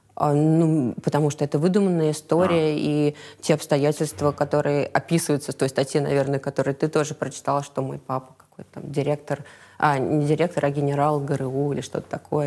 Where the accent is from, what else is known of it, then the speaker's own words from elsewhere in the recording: Moscow, Russia; Я из Москвы. Я родилась и выросла в Москве